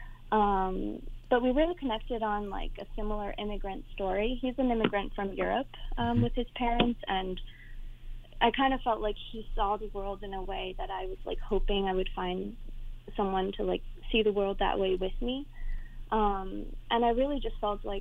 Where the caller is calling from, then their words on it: East Coast, United States; also born or lived in New York City; I'm calling from the East Coast